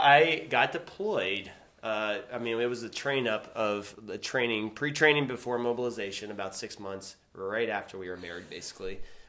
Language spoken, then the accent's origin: English; Shippensburg, Pennsylvania, United States; I grew up in Shippensburg.